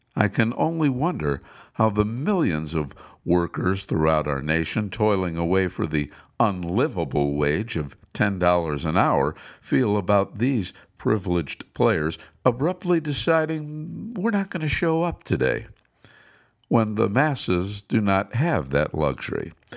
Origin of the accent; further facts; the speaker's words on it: Cleveland, Ohio, United States; moved away; my hometown of Cleveland